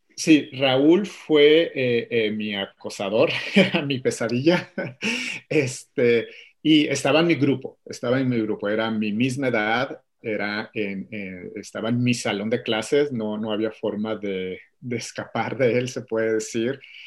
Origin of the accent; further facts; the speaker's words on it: Mexico; moved away as an adult; now in Atlanta, United States; yo soy de México, originario de, de, de, México, toda mi vida viví ahí hasta hace cuatro años que eh, me mudé con mi familia a Atlanta, Georgia, en Estados Unidos